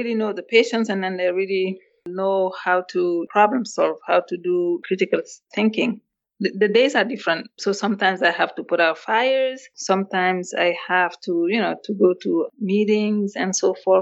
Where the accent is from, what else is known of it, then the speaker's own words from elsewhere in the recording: Senegal; English is a second language; moved away as an adult; also born or lived in Mali; now in United States; I grew up in Africa, in West Africa, Senegal.